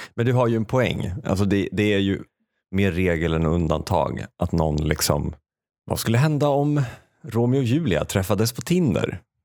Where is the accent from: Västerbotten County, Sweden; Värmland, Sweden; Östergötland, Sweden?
Värmland, Sweden; Säffle; accent: Säffle dialect; moved away; min värmländska bakgrund